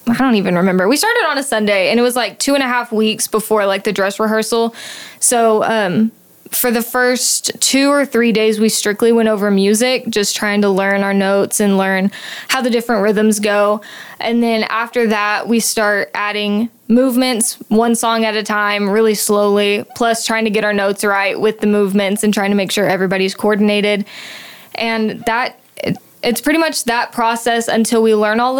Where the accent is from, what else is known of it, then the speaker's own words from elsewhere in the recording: Loop, Texas, United States; I'm from a town called Loop, Texas. It's a really small six-man school. If you don't know where that is, it's about an hour south from Lubbock. I grew up there my whole life.